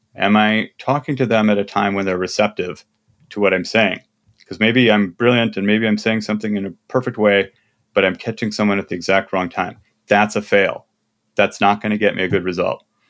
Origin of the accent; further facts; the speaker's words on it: Midwest, United States; I'm from the Midwest